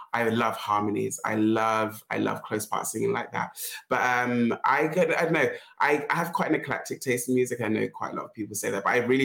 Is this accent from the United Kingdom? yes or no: yes; London, United Kingdom; also born or lived in Uganda; I've lived in London all my life. I was born in Uganda, but moved to London with my parents when I was a year old. So London is my home